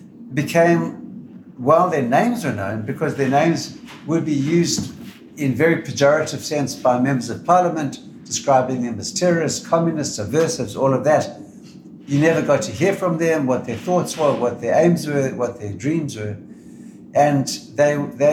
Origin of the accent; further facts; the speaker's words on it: Zimbabwe; now in Australia; I was born in Rhodesia